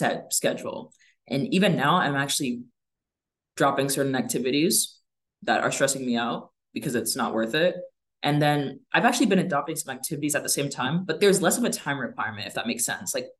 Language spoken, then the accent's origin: English; West Lafayette, Indiana, United States; I'm going to Purdue right now and I'm from West Lafayette. I went to high school in West Lafayette